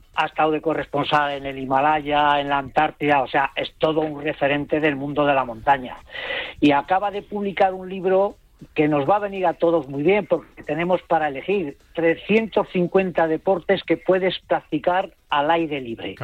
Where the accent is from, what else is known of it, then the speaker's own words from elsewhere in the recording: Burgos, Castile and León, Spain; Yo soy de Burgos